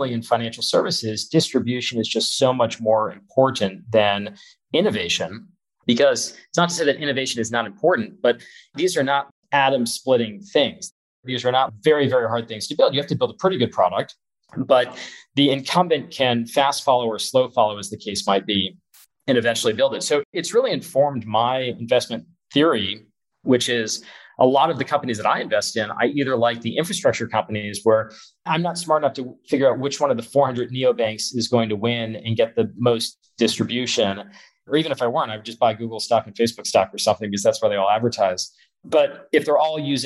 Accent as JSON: {"language": "English", "region": "Florida", "country": "United States", "moved": "as an adult", "lives_now": "California, United States", "said": "I was from Florida."}